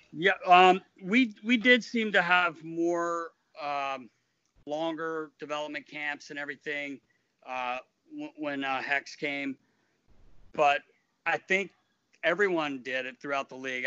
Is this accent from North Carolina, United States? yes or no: yes; North Carolina, United States; moved away; I grew up in North Carolina